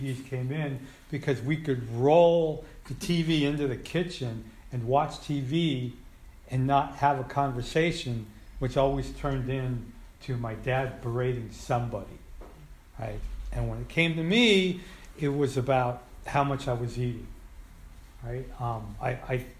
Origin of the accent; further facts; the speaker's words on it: Colma, California, United States; also born or lived in San Francisco; I grew up in Colma and had a lot of family in the city. I grew up on the Muni